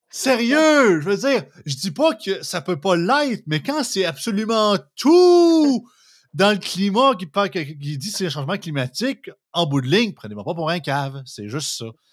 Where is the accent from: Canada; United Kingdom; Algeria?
Canada; Montmagny, Quebec; je viens de Montmagny. Ben, L'Opocatière, c'est à côté de chez nous.